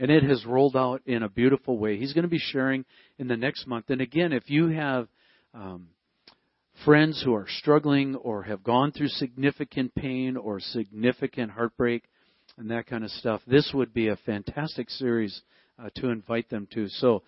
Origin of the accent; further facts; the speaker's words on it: Wisconsin, United States; we grew up in Wisconsin.